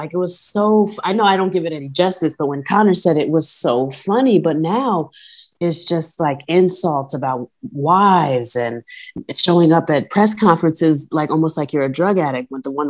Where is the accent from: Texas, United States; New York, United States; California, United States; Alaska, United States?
New York, United States; accent: New York; my New York accent, when I get angry, oh, it comes out.